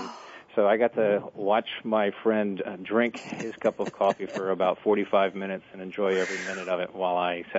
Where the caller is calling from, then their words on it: Cleveland, Ohio, United States; I am calling you from Cleveland, Ohio.